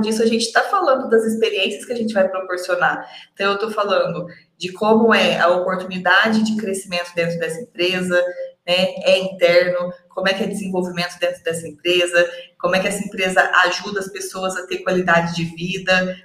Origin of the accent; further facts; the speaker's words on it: Uberlândia, Minas Gerais, Brazil; eu sou de Uberlândia, sou mineira